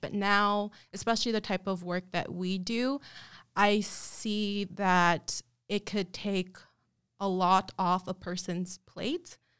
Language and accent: English; El Paso, Texas, United States; moved away as an adult; also born or lived in Austell, Georgia; now in San Antonio, United States; And I was raised in El Paso, Texas.